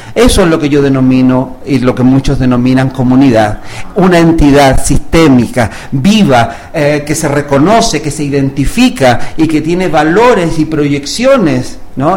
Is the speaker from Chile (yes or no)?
yes; Chile; moved away as an adult; also born or lived in Cuba; now in Mexico; yo soy chileno de nacimiento y eh, ya a los 20 años